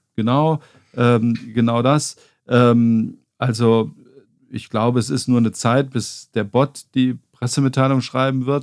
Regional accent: Saarland, Germany; moved away; ich bin im Saarland aufgewachsen

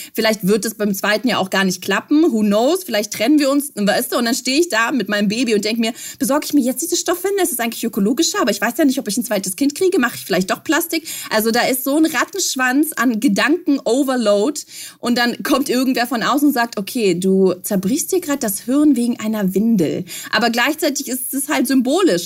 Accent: Belarus; moved away; Ich komme ja ganz ursprünglich aus Weißrussland, aus der Sowjetunion, aus der ehemaligen. Das heißt, als ich klein war, ich bin 85 geboren

